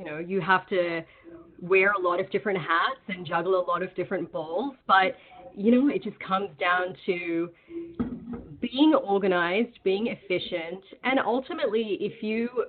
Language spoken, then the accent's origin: English; Sydney, New South Wales, Australia; now in Bay Area, United States; I'm originally from Sydney, Australia